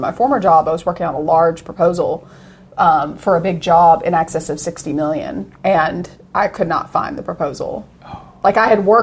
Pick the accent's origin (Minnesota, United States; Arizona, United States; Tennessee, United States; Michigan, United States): Tennessee, United States; Oak Ridge; I grew up in Oak Ridge, born and raised.